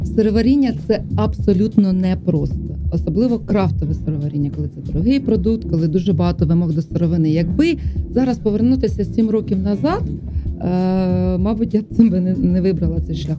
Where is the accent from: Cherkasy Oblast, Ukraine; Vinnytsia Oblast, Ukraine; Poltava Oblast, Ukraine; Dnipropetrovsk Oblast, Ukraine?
Poltava Oblast, Ukraine; Chutove; moved away; also born or lived in Khorol / Shyshaky / Kyiv; Я народилася в Хорулі, але росла в Чутово